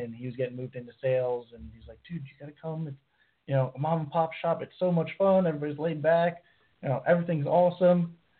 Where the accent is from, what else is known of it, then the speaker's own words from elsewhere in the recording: Florida, United States; I'm from Florida. Grew up fishing from you know the time I could handle a fishing pole.